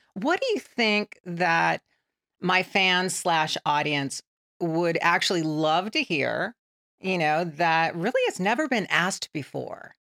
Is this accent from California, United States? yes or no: yes; San Bernardino, California, United States; I grew up in San Bernardino, California